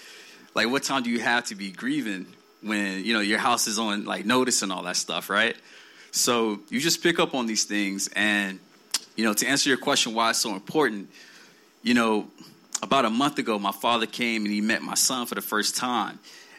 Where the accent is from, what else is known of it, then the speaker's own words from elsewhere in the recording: South Carolina, United States; I grew up in South Carolina, and my father was in the military.